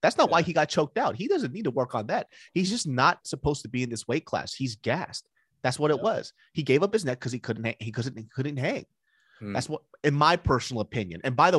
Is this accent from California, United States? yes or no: yes; Sacramento, California, United States; he's in Sacramento, my hometown.